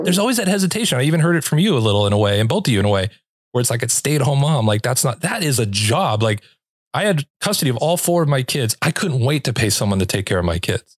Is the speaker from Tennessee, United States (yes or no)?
no; Los Angeles, California, United States; moved away; I'm from Los Angeles